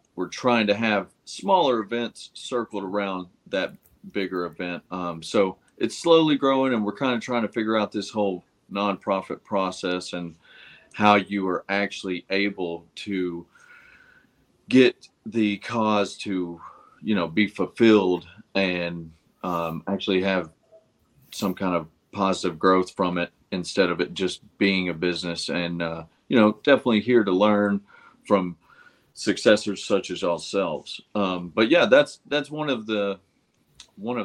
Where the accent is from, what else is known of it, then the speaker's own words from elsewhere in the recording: Chattanooga, Tennessee, United States; I'm from Chattanooga, Tennessee